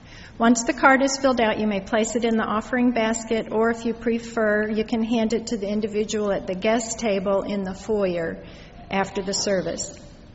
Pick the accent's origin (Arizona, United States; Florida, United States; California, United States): California, United States; Los Angeles; Welcome. I'm from Los Angeles myself.